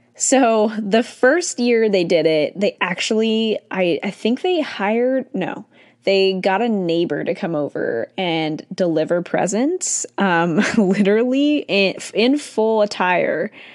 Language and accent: English; California, United States; also born or lived in Irvine / San Diego; I was born and raised in California, technically, I was born in Irvine